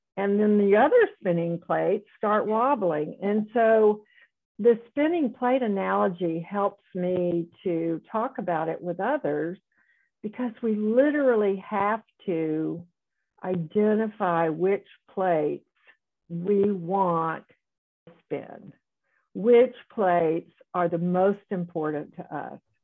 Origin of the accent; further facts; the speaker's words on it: South Carolina, United States; moved away as an adult; also born or lived in Dallas, Texas / Houston, Texas; I grew up in South Carolina and went to medical school there, but then went to Dallas for training and Houston for more training